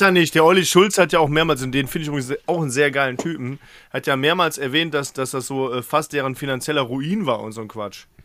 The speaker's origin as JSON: {"language": "German", "town": "Mönchengladbach", "region": "North Rhine-Westphalia", "country": "Germany", "tie": "born or raised there", "said": "in meinem Ort, wo ich in Mönchengladbach gelebt habe, auch Fußball gespielt"}